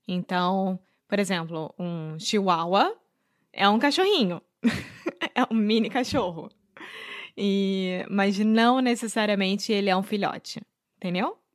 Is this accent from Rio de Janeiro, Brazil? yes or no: yes; Rio de Janeiro, Brazil; brasileira, sou nasci no Rio de Janeiro, sou carioca